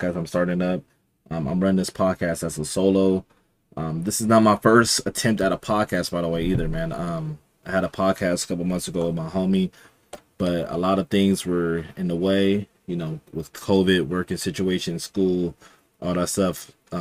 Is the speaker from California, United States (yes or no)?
yes; Los Angeles, California, United States; also born or lived in Inland Empire, California; I'm from Los Angeles, California. I want to say like down in the South Bay, so not really like in the South Central area